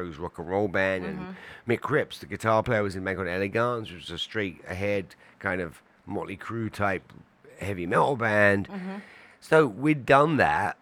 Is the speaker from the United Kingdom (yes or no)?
yes; London, United Kingdom; moved away; North London, where I grew up, it was a big Jamaican population